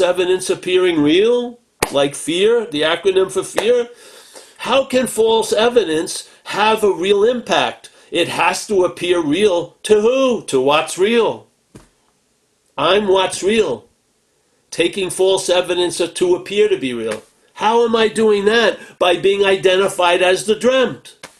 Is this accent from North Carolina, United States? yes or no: no; Long Island, New York, United States; I grew up in Long Island